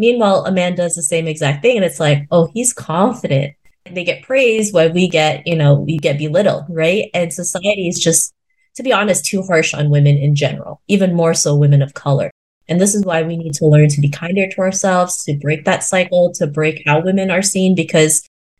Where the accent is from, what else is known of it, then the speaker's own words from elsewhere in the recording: Philippines; just because I'm 5'2", I'm Filipino, I'm a woman, they can't treat me like that, right?